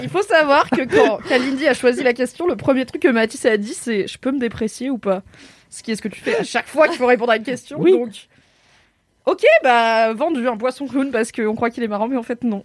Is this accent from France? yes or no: yes; Drôme, Auvergne-Rhône-Alpes, France; c'est donc dans la Drôme là où j'ai grandi